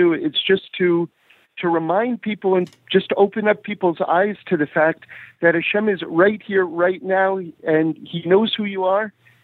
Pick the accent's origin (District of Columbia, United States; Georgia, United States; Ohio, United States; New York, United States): New York, United States; New York City; I grew up in New York City